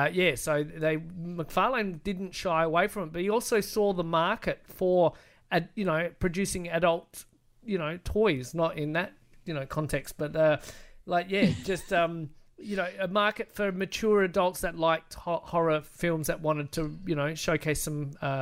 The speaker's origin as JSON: {"language": "English", "country": "Australia", "said": "we're Australian too."}